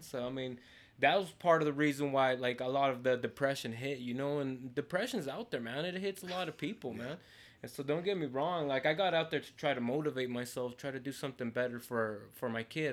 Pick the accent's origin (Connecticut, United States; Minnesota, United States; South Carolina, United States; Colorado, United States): Colorado, United States; Montrose; also born or lived in Mexico; I grew up my whole life here in Montrose